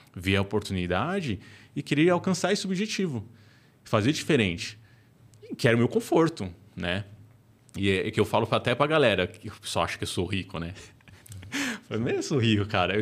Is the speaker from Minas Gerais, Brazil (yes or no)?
no; São Paulo, Brazil; periferia de São Paulo, que era é um lugar mais pobre, e eu via uma oportunidade, cara, é onde eu cresci